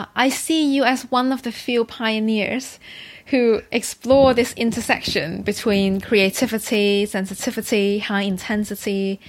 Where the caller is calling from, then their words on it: London, United Kingdom; I am calling from London, yes.